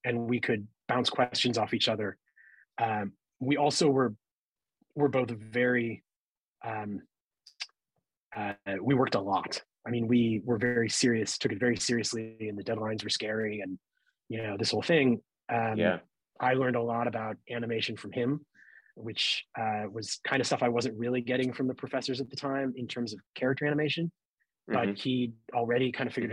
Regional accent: St. Louis, Missouri, United States; moved away; I growing up in St. Louis

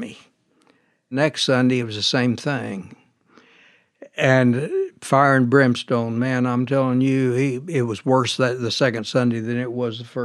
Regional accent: Muskogee, Oklahoma, United States; now in Derby, United States; I grew up in Muskogee, Oklahoma.

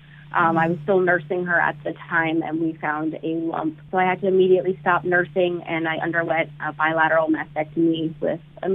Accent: South Florida, United States; I grew up in South Florida, and I did a lot of community service in high school

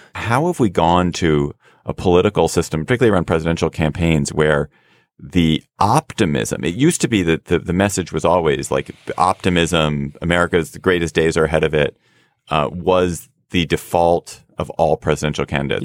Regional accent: United States

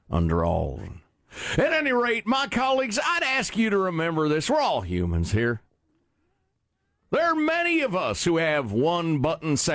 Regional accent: Illinois, United States; I'm from Southern Illinois, so I'll be speaking in a folksy voice.

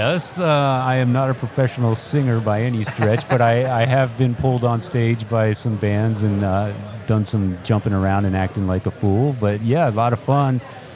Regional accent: San Antonio, Texas, United States; now in Austin, United States; been in Austin for like 28 years, but prior to that, in my formative years, as a teenager, mm-hmm. I was growing up in San Antonio

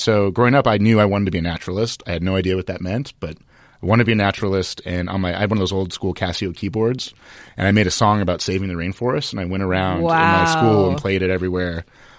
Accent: Los Angeles, California, United States; I'm an LA native, you know, born and raised. I went to UCLA, went to USC. I grew up in the San Fernando Valley.

